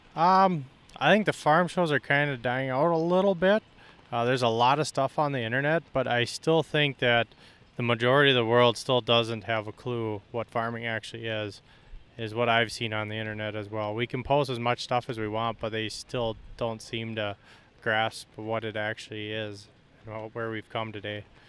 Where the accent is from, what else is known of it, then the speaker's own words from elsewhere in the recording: Stuart, Minnesota, United States; I am from Stuart, Minnesota. We run corn and soybeans